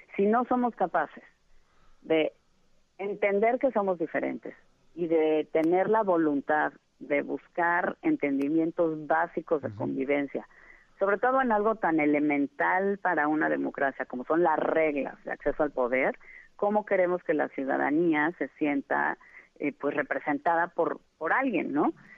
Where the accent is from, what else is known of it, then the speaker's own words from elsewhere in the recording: Mexico; lo que soy, una mexicana